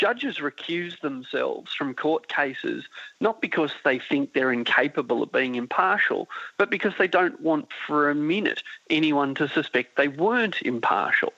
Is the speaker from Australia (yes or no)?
yes; Australia; as an Australian